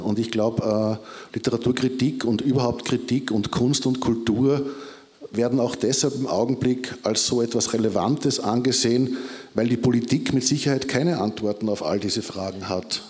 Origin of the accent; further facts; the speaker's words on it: Austria; ich bin halt aus Österreich